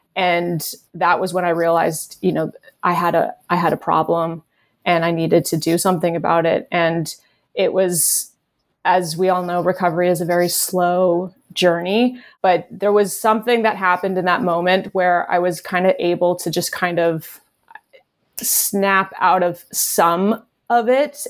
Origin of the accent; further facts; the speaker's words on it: Canada; moved away as an adult; now in Los Angeles, United States; I had just moved to L A, I think, the year before, and I'm Canadian